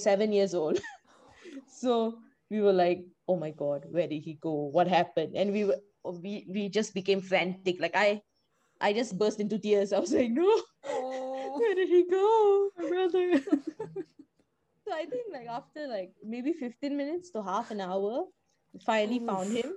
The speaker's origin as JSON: {"language": "English", "country": "Malaysia", "moved": "as an adult", "lives_now": "Dublin, Ireland", "said": "I am from Malaysia."}